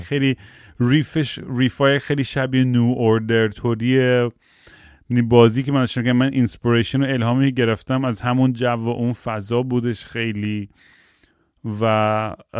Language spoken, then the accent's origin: Persian; United States; من تو آمریکا بزرگ شدم